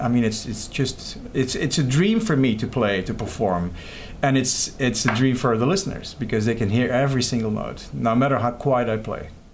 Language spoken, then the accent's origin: English; Belgium; moved away as an adult; now in Lake Wales, United States; I was born in Belgium.